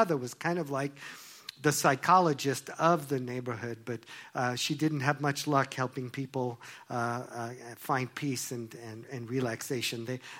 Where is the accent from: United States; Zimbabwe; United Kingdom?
United States; Long Island, New York; Well, you know, I grew up in Long Island, New York, and if you've never been there, it's Jews for miles.